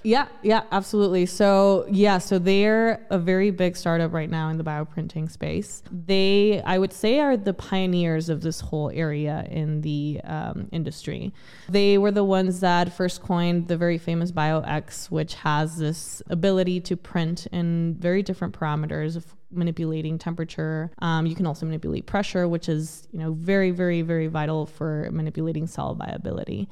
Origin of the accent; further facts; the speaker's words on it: El Paso, Texas, United States; also born or lived in Ciudad Juarez, Mexico; I originally grew up in Ciudad Juarez, Mexico, and the border city of El Paso, Texas as well